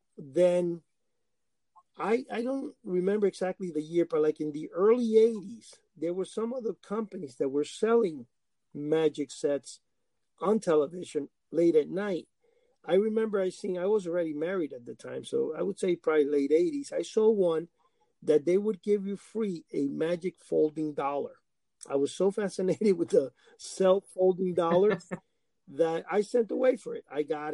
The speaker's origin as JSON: {"language": "English", "country": "Cuba", "tie": "born or raised there", "second_language": "English", "said": "growing up in Cuba, when I was very small in a farm"}